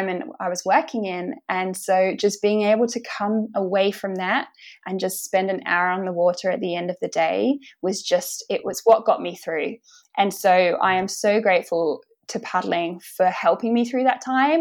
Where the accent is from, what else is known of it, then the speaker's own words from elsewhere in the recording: Winchester, South East England, United Kingdom; moved away as an adult; also born or lived in London; now in Manly, Australia; I'm originally from Winchester